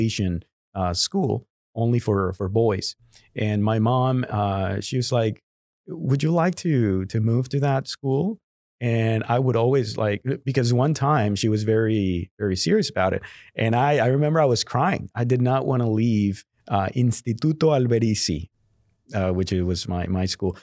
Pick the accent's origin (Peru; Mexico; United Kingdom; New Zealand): Mexico; Guadalajara, Jalisco; first language Spanish; English is a second language; moved away as an adult; now in Houston, United States; I was born and raised in Guadalajara, Mexico